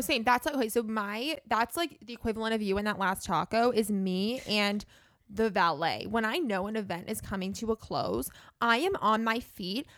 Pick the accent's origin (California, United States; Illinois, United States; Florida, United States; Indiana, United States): California, United States; Los Angeles; I grew up in Los Angeles